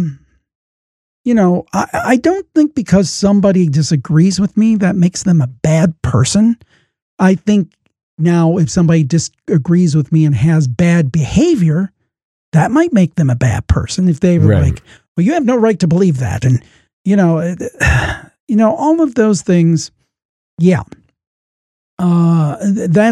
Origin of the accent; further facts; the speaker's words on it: Cleveland, Ohio, United States; I'm from Cleveland, Ohio